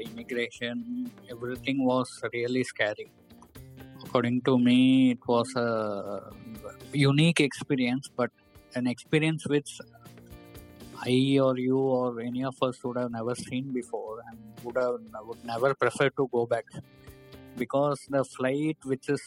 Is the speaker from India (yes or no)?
yes; hometown near Coimbatore, Tamil Nadu, India; moved away as an adult; also born or lived in Nigeria; I would depart to my hometown